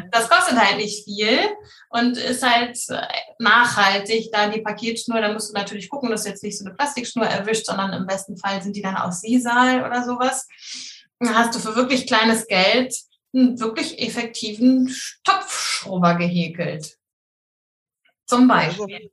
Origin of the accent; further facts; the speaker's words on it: Hamburg, Germany; ich komme aus der Nähe von Hamburg